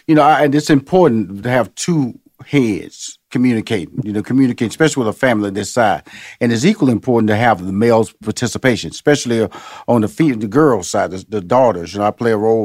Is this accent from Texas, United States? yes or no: yes; Houston, Texas, United States; I came from Fifth Ward